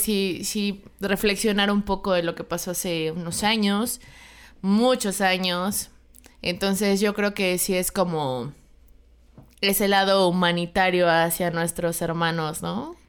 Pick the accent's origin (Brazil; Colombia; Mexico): Mexico; los mexicanos hemos mejorado bastante